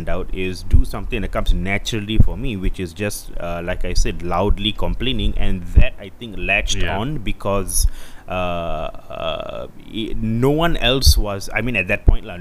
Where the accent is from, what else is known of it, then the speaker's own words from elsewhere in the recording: Malaysia; growing up in a Malaysian family and growing up as a Malaysian